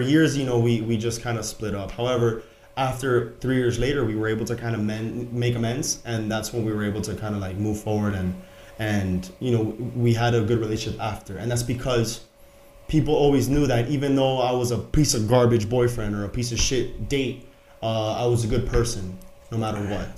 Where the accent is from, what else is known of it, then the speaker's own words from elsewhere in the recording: Miami, Florida, United States; born and raised in Miami